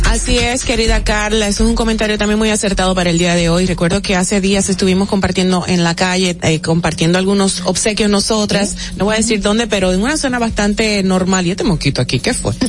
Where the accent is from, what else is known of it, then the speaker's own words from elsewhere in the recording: Dominican Republic; como dominicanos